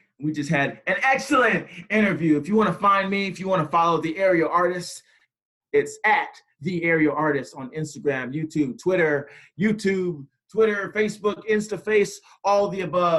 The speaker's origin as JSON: {"language": "English", "town": "Atlanta", "region": "Georgia", "country": "United States", "said": "From Atlanta, Georgia."}